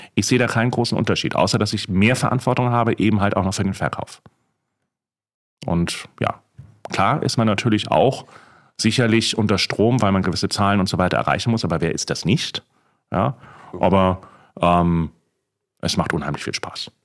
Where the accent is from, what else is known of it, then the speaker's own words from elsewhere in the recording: Hamburg, Germany; moved away; Ich bin Hamburger, wie du weißt, und äh, Hamburger Seele ist natürlich auch